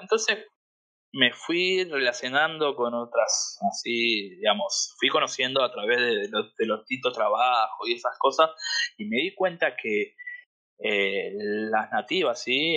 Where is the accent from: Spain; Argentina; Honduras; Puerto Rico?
Argentina; moved away as an adult; now in Hollywood, Florida, United States; soy argentino, tengo 35 años